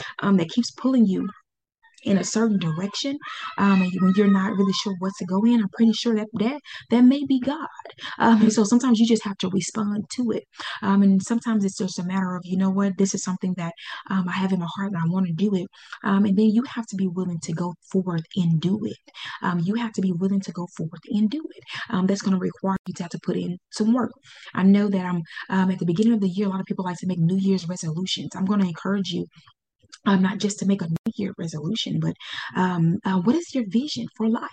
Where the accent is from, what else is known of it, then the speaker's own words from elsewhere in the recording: Pine Bluff, Arkansas, United States; Pine Bluff, Arkansas. That's where my hometown is